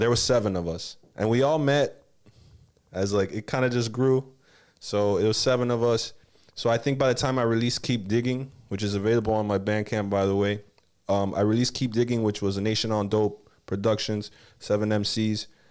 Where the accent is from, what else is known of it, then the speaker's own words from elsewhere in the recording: Miami, Florida, United States; also born or lived in Texas / Los Angeles; I grew up in Kendall, man. Like, Kendall Kid